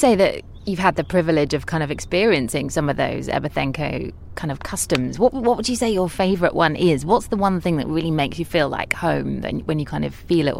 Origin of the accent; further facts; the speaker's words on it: United Kingdom; now in Ibiza, Spain; I mean, as a British man, I mean, I think, you know, ultimately, there's not a lot of British men that come to live here